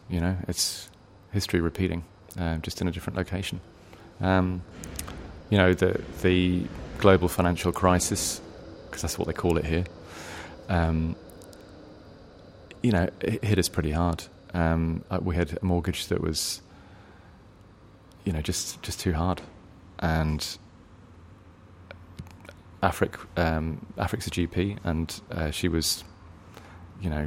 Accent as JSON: {"language": "English", "region": "England", "country": "United Kingdom", "accent": "English", "lives_now": "Australia", "said": "You know, I can tell people at work that I'm from Ireland, and they believe it because they may not have heard that many English accents."}